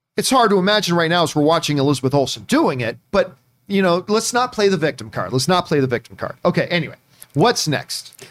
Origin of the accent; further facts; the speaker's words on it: Hamilton, Ontario, Canada; my hometown is Hamilton, Ontario, Canada, the Hammer